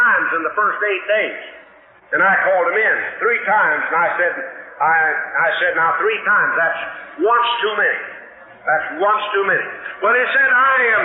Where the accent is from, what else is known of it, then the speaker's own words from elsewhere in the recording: West Texas, United States; I grew up out in West Texas